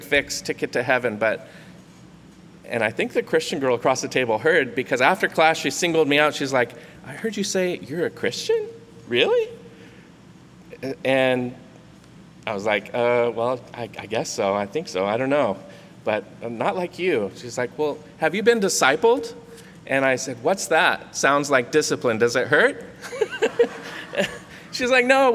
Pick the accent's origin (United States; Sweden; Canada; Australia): United States; Santa Cruz, California; also born or lived in Monterey, California; I grew up in Santa Cruz